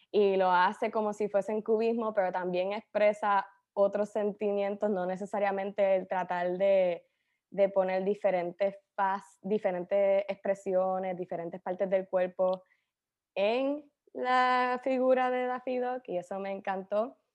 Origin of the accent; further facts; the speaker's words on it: Cagua, Aragua, Venezuela; Más, es más fácil decir que soy de Cagua